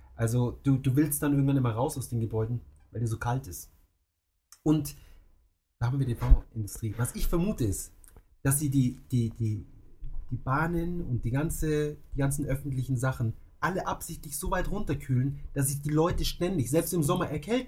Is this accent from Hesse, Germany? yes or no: no; Munich, Bavaria, Germany; moved away as an adult; now in Tokyo, Japan; bei uns in München